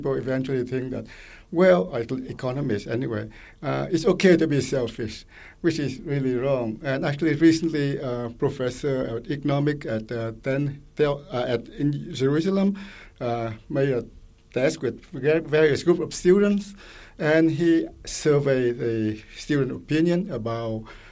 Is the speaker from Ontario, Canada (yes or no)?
no; Quebec, Canada; I come from Quebec, and my granddaughter goes to public school